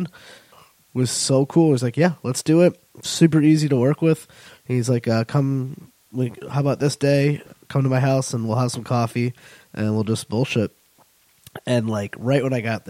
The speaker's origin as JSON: {"language": "English", "region": "New England", "country": "United States", "tie": "born or raised there", "said": "growing up in New England"}